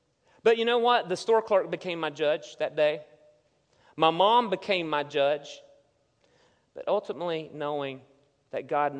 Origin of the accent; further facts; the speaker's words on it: Hudson, United States; growing up in Hudson, the very small town